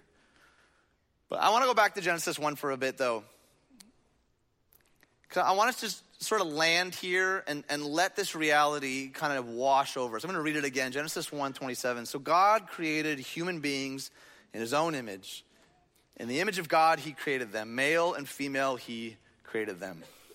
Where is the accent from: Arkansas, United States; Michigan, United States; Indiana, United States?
Michigan, United States; outside Detroit; the little church that I grew up in outside Detroit